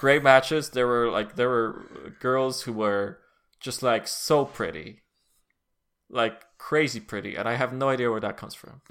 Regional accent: Poland; as a Polish person

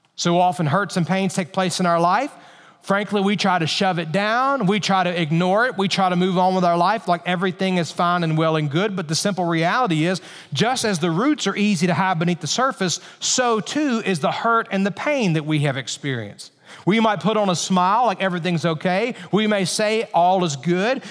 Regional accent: Alabama, United States; I grew up in Alabama

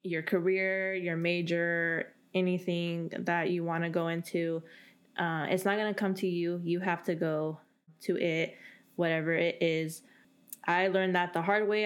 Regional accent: Central Valley, California, United States; moved away as an adult; also born or lived in Bay Area, California; I'm from the Central Valley

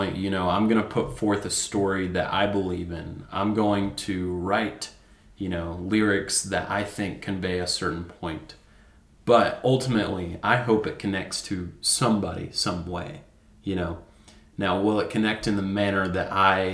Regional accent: Amarillo, Texas, United States; also born or lived in Nashville, Tennessee; I moved to Amarillo when I was 9 months old

